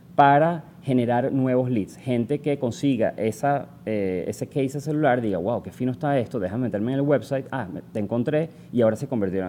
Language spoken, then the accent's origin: Spanish; Venezuela; moved away; soy venezolano también. Em, empecé mi carrera en Venezuela